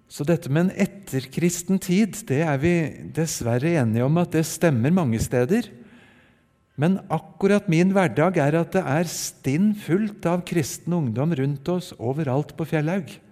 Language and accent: Norwegian; Oslo, Norway; also born or lived in Japan; Jeg ble født i Japan for eh, drøyt 60 år siden og har fått vokse opp delvis i Japan og delvis i Oslo og rundt på Østlandet.